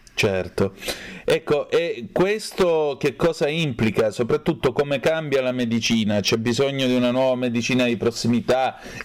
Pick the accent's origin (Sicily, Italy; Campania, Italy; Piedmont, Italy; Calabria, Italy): Calabria, Italy; Vibo Valentia; moved away; alla stazione di Vibo Valencia Pizzo, giù in Calabria da dove vengo io